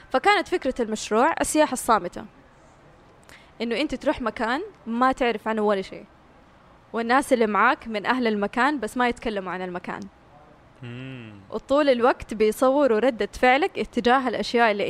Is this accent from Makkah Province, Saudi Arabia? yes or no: yes; Mecca, Makkah Province, Saudi Arabia; born there; انا مولوده في مكه بس احس روحي في الحسا